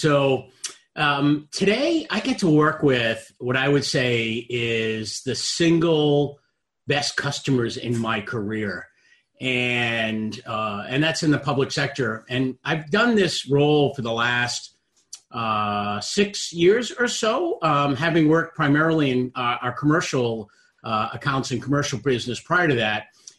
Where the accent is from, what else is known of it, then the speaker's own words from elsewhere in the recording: Boston, Massachusetts, United States; I was candidly on the couch. I'm from Boston, and I was watching the Boston Bruins play